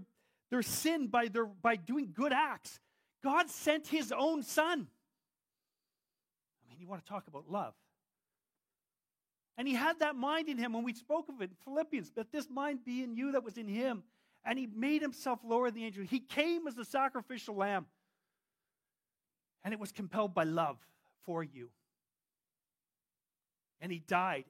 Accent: Whitehorse, Yukon, Canada; I'm still a Canadian. I have a passport that says it. I was born in Whitehorse, Yukon

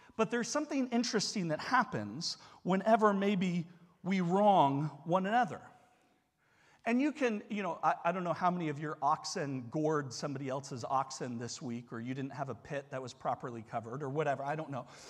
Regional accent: United States; as an American

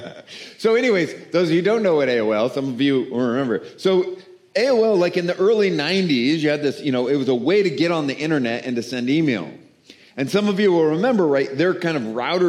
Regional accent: the South, United States; I'm from the South

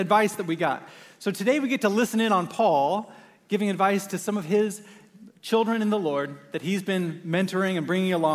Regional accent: Oregon, United States; I grew up in Oregon

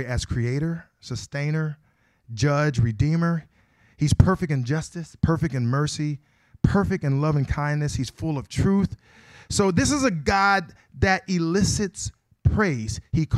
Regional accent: Akron, Ohio, United States; I am from Akron, Ohio

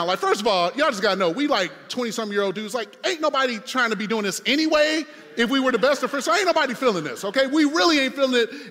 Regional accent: Detroit, Michigan, United States; moved away; also born or lived in Indiana; I'm from Detroit.

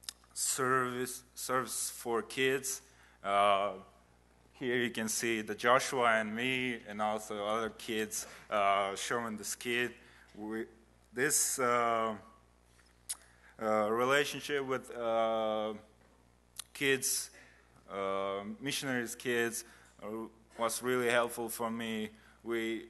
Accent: Kazakhstan; English is a second language; also born or lived in Uzbekistan; I was born in Uzbekistan. It's a country neighbor to Kazakhstan. And when I was 3 months, my family moved to Kazakhstan.

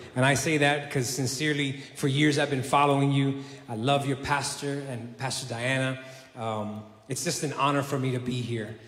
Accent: New York City, New York, United States; also born or lived in South Carolina; now in Puerto Rico; I was originally from, uh, born and raised in Brooklyn, New York City

